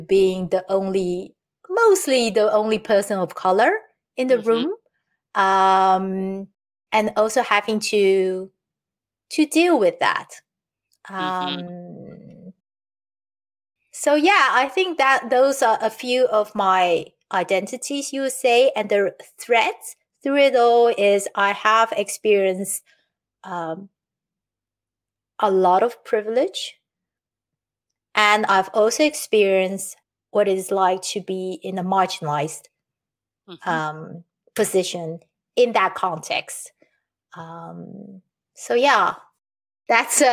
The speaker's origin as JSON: {"language": "English", "country": "Taiwan", "tie": "born or raised there", "moved": "yes", "lives_now": "Netherlands", "said": "I'm living in the Netherlands. I've been here for almost 31 years now. And I was born in Taiwan"}